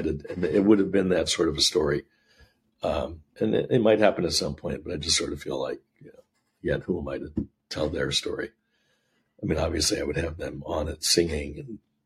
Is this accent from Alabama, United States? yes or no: no; Syracuse, New York, United States; I grew up in Syracuse, New York